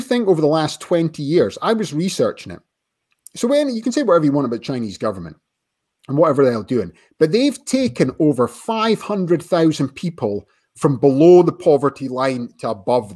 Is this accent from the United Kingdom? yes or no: yes; Scotland, United Kingdom; I'm Scottish.